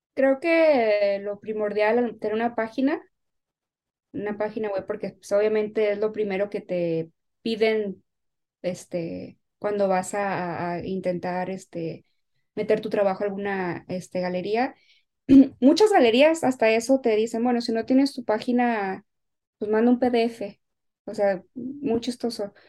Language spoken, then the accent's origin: Spanish; Guadalajara, Jalisco, Mexico; now in Los Angeles, United States; haber vivido con mi, con mi abuela allá en, Guadalajara